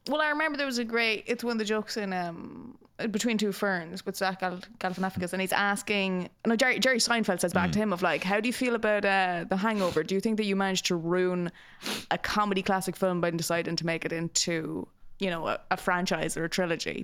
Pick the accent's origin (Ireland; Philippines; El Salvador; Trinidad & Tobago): Ireland; growing up in the country